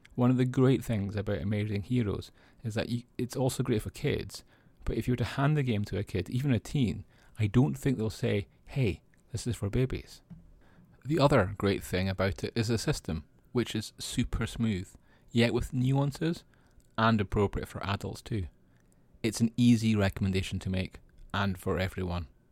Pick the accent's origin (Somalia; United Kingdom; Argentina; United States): United Kingdom; Scotland; I'm Scottish